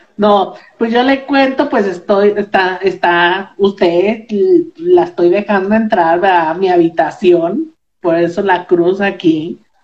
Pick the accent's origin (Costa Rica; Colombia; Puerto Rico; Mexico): Mexico; Moroleón, Guanajuato; now in Morelia, Mexico; Yo vivo, yo vivo aquí en, en Morelia, Michoacán, pero soy de, soy de Moroleón, Guanajuato